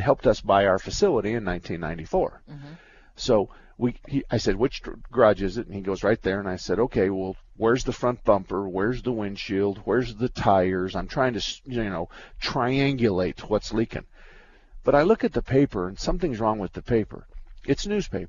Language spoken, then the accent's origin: English; Douglas, Arizona, United States; my hometown, Douglas, Arizona.